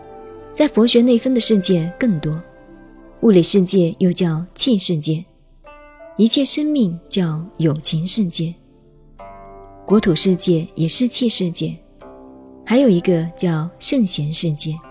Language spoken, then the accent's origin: Chinese; China; 天主教说宇宙是上帝创造的，我们中国人说天地是由盘古老王开辟的。